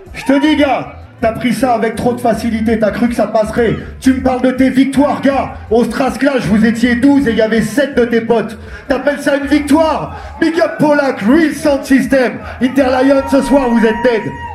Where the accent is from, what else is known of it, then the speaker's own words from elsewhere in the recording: Tours, Centre-Val de Loire, France; now in Paris, France; On vient de Tour